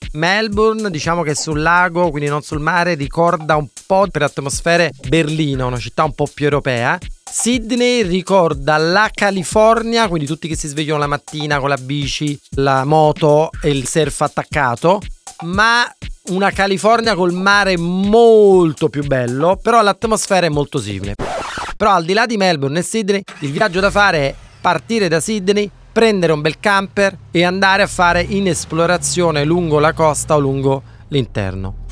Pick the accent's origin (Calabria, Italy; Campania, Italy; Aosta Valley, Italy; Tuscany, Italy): Campania, Italy; Naples; also born or lived in Vermont, United States; da napoletano